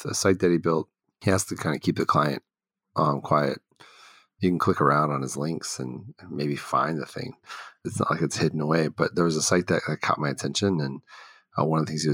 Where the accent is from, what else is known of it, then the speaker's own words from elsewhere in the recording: Houston, Texas, United States; also born or lived in Dallas suburb, Texas; I grew up in Houston primarily until like high school. Then I went to suburb of Dallas